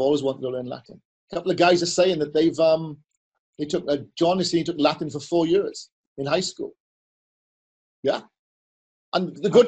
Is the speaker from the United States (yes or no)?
no; Wales, United Kingdom; I'm Welsh